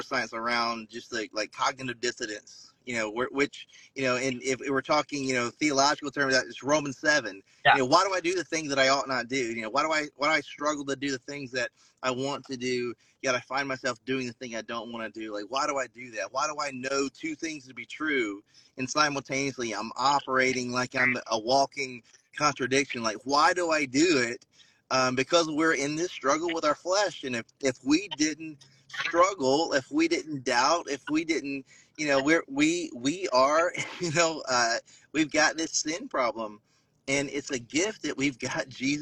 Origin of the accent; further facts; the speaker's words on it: South Carolina, United States; growing up in South Carolina